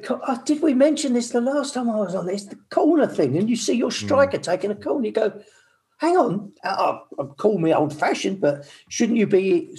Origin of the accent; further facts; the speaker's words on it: Midlands, United Kingdom; I'm from the Midlands.